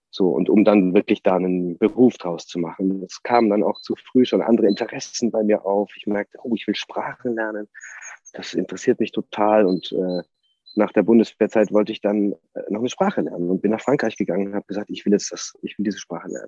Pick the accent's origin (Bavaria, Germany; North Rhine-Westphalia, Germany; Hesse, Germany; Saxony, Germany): Bavaria, Germany; Und ich bin nun mal in Nordbayern aufgewachsen und das ist der große Verein, der da in der Umgebung, auch in der weiteren Umgebung einfach äh, immer für Furore gesorgt hat.